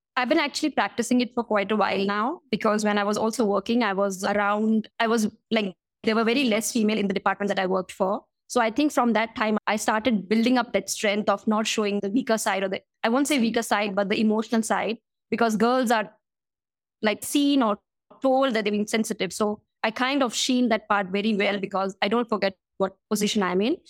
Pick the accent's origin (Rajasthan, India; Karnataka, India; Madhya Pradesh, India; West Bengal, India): Madhya Pradesh, India; Indore; moved away as an adult; also born or lived in South Africa; my hometown, which is Indore